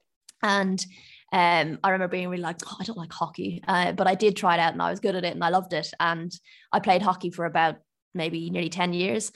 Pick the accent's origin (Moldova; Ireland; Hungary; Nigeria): Ireland; I grew up in Ireland, if you can't tell from my accent